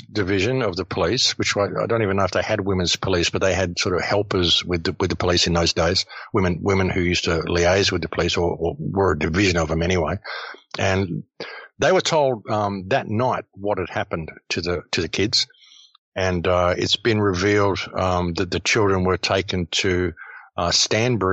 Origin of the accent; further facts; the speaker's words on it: Adelaide, South Australia, Australia; I grew up on Diagonal Road, Adelaide